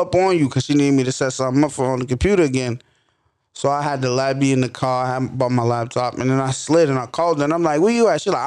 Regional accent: DMV, United States; my hometown, my area. Wait, what? DMV.

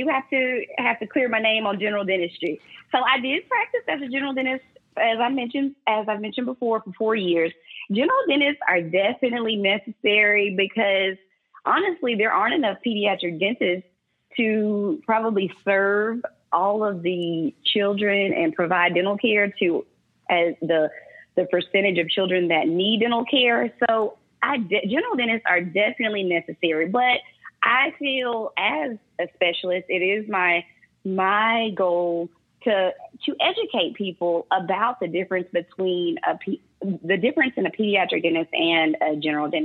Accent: North Louisiana, United States; now in Dallas, United States; I'm from Louisiana

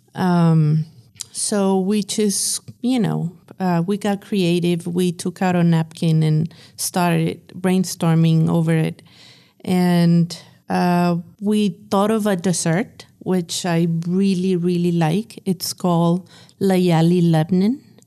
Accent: Ciudad Juarez, Chihuahua, Mexico; now in El Paso, United States; I was born in Chihuahua. Um, I also grew up, um, partially in Juarez, Ciudad Juarez

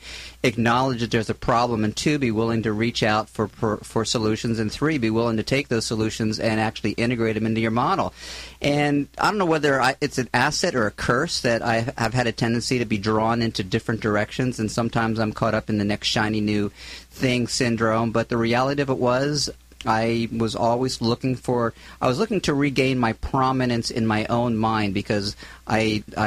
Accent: Philadelphia, Pennsylvania, United States; moved away as an adult; also born or lived in Florida / San Luis Obispo; now in Southern California, United States

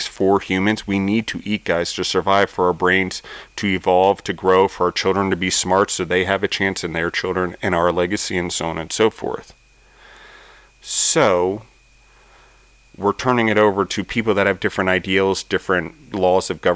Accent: United States; as an American citizen

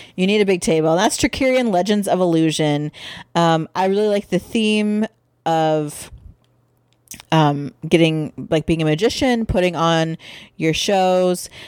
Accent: Midwest, United States; we're from the Midwest.

